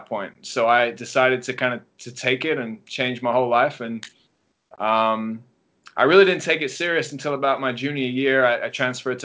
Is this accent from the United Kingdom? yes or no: yes; England, United Kingdom; moved away as an adult; now in Los Angeles, United States; I'm from England originally, if you didn't guess with the accent. Some people think I'm from South Africa, but I'm not. Or Australia. I'm from England. I was there till I was about 18, and then I came over to the States